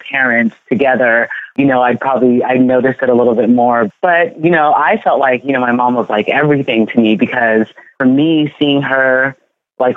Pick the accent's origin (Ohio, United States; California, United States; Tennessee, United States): California, United States; born or raised there; also born or lived in Ghana; now in New York, United States